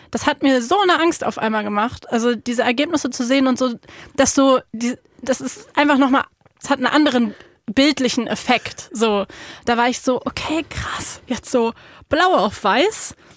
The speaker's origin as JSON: {"language": "German", "region": "Berlin", "country": "Germany", "tie": "born or raised there", "said": "ich bin ja in Berlin aufgewachsen"}